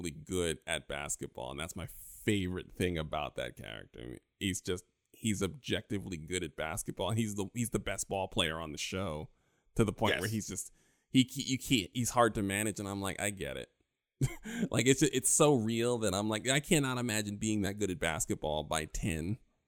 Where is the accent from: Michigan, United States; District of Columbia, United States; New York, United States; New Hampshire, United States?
New York, United States; growing up in New York